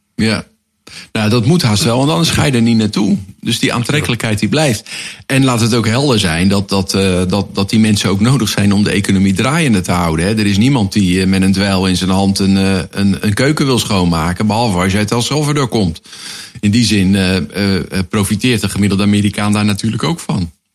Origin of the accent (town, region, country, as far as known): Netherlands